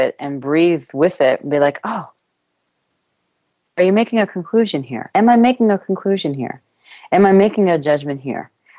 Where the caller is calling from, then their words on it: Ireland; I am calling from Ireland, so there's a little bit of wind going on outside.